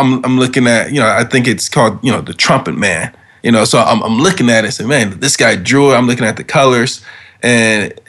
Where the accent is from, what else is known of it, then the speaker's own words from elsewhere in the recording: Detroit, Michigan, United States; moved away as an adult; now in New York, United States; I'm born and raised in Detroit